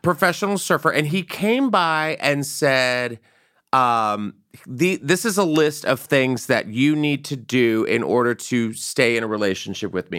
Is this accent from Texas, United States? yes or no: yes; San Antonio, Texas, United States; born or raised there